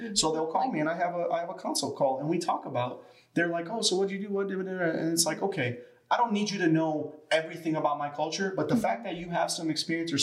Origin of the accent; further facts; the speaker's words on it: Chicago, Illinois, United States; moved away; in Chicago, where we come from